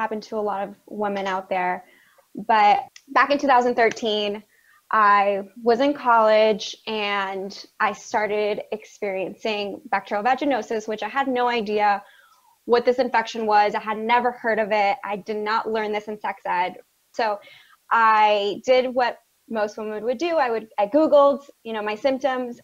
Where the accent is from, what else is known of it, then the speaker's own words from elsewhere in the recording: South Florida, United States; I grew up in South Florida in a predominantly Hispanic household